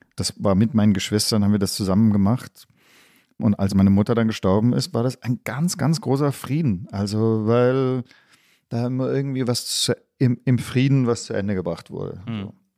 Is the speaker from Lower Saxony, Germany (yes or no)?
no; Stuttgart, Baden-Württemberg, Germany; moved away; also born or lived in Tübingen / Berlin; deswegen bin ich in Stuttgart aufgewachsen.